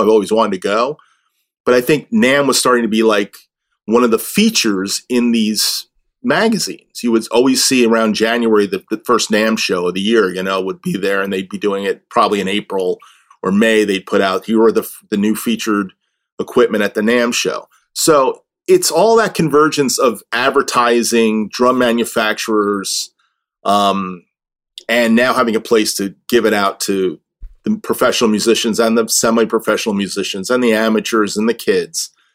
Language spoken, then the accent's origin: English; New Jersey, United States; I grew up in Jersey